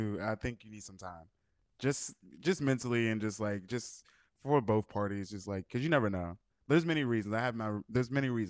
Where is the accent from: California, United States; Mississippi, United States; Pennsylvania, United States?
Pennsylvania, United States; Pittsburgh; now in Los Angeles, United States; I'm from Pittsburgh, but now I live in LA.